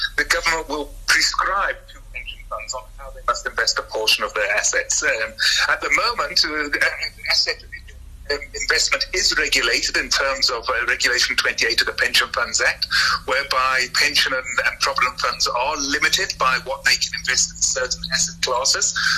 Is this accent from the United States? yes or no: no; South Africa; the average South African, myself included